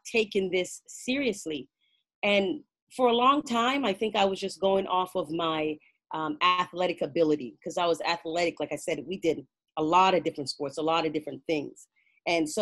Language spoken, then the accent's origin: English; Canada; also born or lived in Jamaica; I was born in Jamaica and raised in Canada